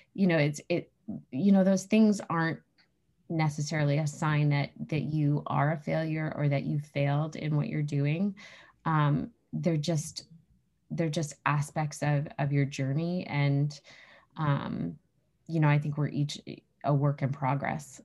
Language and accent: English; New Hampshire, United States; I grew up in New Hampshire, which is where I live now